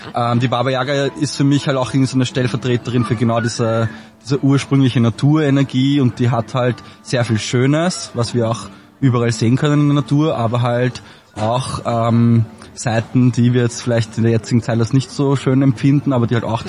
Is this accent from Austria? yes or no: yes; Traismauer, Lower Austria, Austria; now in Vienna, Austria; ich bin in äh, Trasmont aufgewachsen